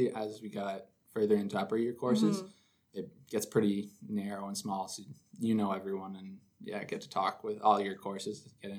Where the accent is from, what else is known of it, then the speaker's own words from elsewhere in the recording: Perth, Ontario, Canada; I'm from Perth, Ontario